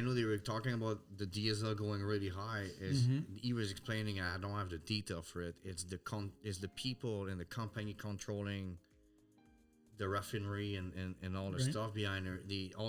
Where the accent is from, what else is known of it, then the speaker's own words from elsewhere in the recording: Alberta, Canada; I grew up like that in Alberta.